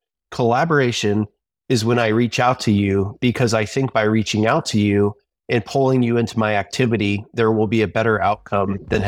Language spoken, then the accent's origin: English; Pennsylvania, United States; So I grew up in Pennsylvania, and I went to Penn State University in the late 1990s for computer science.